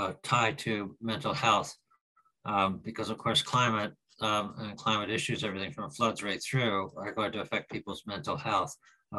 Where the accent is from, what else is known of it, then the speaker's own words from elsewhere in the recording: Canada; moved away; I mean, I came from Canada 21 years ago